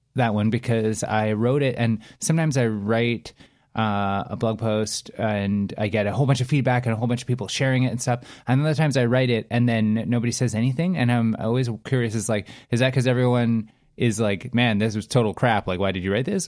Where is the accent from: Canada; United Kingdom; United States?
Canada; as English-speaking Canadians